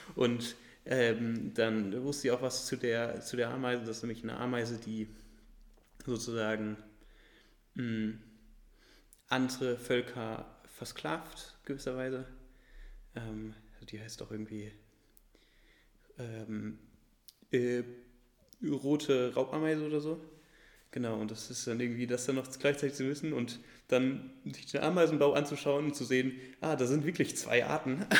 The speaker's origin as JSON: {"language": "German", "town": "Göttingen", "region": "Lower Saxony", "country": "Germany", "said": "ich komme ja aus Göttingen"}